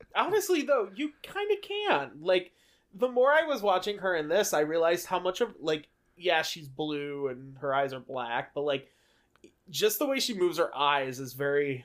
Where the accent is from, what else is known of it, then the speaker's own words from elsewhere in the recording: Indiana, United States; we're from Indiana